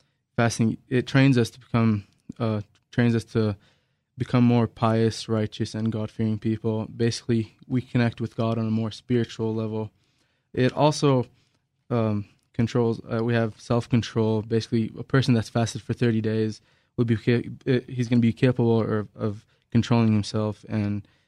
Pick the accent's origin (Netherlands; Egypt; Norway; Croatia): Egypt; Cairo, Cairo Governorate; now in Albuquerque, United States; I was born and raised in Cairo, Egypt